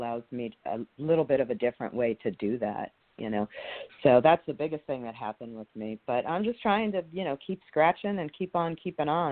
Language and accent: English; New York City, New York, United States; moved away as an adult; now in New Orleans, United States; I grew up in Brooklyn, you know, kind of Bay Ridge